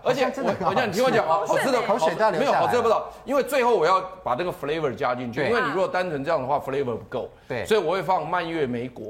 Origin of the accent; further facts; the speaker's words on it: Taiwan; 他的吃法是有点像我们台湾人吃稀饭的